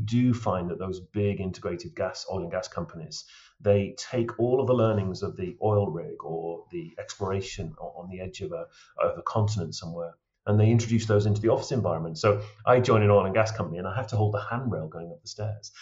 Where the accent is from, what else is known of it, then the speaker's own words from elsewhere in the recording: Lake District, North West England, United Kingdom; now in Cairngorms, Scotland; I was brought up in the Lake District